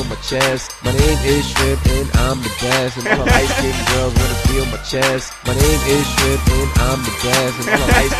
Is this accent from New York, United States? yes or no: yes; New York City, New York, United States; I'm from Queens Village, Murdoch and Springfield